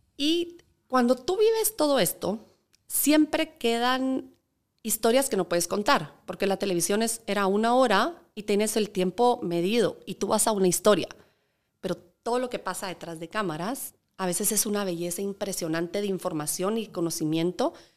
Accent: Guatemala; representando Guatemala

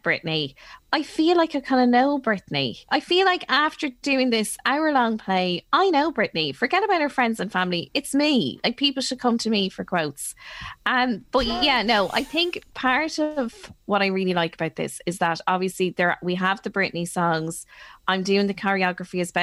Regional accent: Ireland; we are Irish

